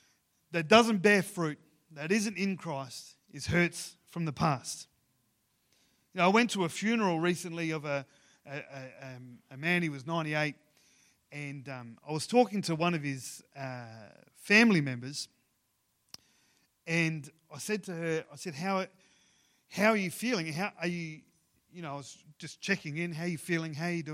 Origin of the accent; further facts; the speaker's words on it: Ceduna, South Australia, Australia; growing up in Ceduna, where in on the West Coast, I was part of the football club there, the Ceduna Football Club